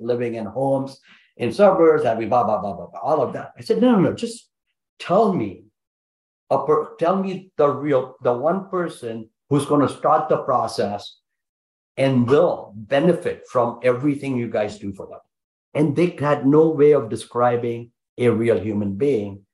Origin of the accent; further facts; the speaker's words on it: India; I'm Indian, man. We got big families